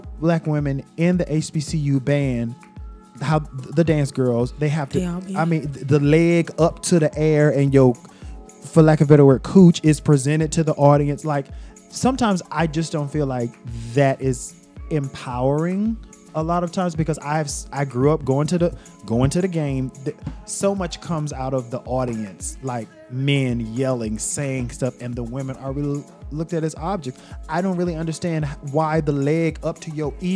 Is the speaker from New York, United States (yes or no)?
no; Greensboro, North Carolina, United States; I grew up in Greensboro, North Carolina.